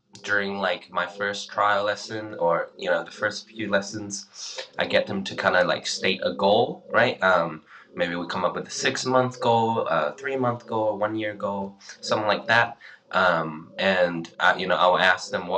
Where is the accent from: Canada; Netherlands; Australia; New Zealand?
Australia; moved away; also born or lived in China; I was born in China and moved to Australia when I was 10 years old